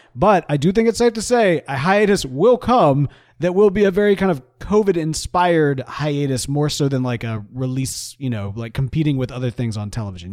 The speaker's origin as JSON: {"language": "English", "country": "United States", "said": "I'm an American"}